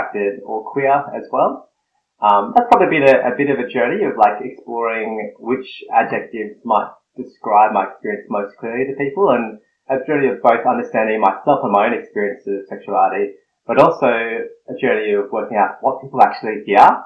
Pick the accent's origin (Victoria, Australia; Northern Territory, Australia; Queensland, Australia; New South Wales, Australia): New South Wales, Australia; Snowy Mountains; I grew up in the country, in the Snowy Mountains, in the cold part of Australia, down south, and I identify as bicultural, so I'm Filipino-Australian.